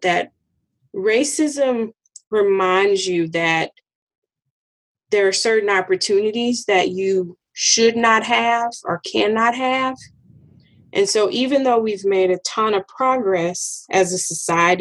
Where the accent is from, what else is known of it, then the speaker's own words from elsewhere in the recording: Arkansas, United States; moved away; growing up in Arkansas